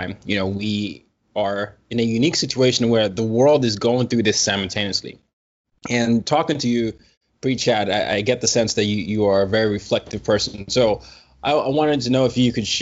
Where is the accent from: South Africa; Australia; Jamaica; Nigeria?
Nigeria; I'm Nigerian